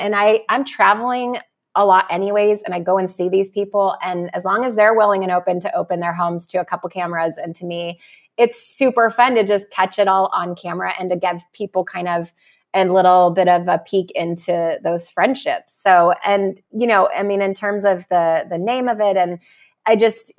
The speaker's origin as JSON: {"language": "English", "region": "California", "country": "United States", "said": "And I'm from California, and apparently we're rude here."}